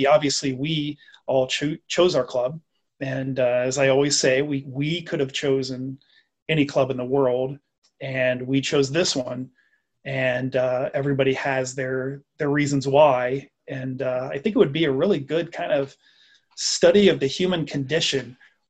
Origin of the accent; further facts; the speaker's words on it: United States; because I'm American